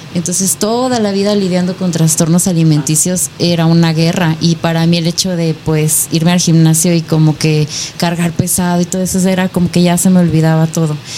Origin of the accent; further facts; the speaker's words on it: Nayarit, Mexico; now in Hidalgo, Mexico; Nayarit. Actualmente vivo en Hidalgo, pero yo soy de Nayarit.